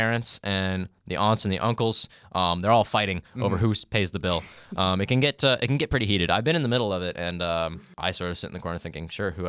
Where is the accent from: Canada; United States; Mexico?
Canada; And I eventually just settled on mostly just saying, like, I'm Canadian.